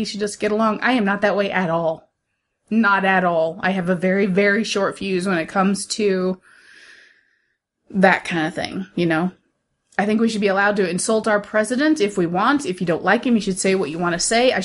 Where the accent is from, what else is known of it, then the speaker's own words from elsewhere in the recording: United States; I'm American